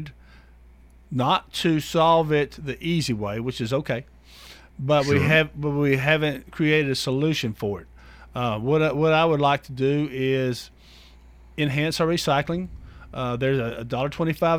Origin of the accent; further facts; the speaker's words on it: La Vergne, Tennessee, United States; also born or lived in Blackman community, Tennessee; I grew up in Laverne